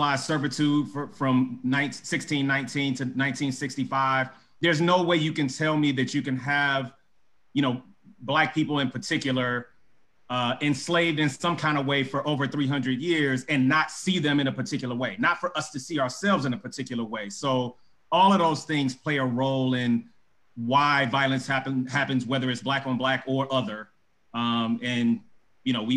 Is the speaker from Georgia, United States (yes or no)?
no; Detroit, Michigan, United States; moved away as an adult; also born or lived in California; now in Chicago, United States; I'm from Detroit, Michigan